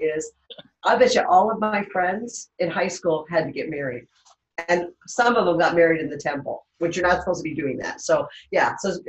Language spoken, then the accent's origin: English; Utah, United States; moved away; also born or lived in California; where are you from? I said, Utah. They go, are you Mormon? I said, no, I'm not.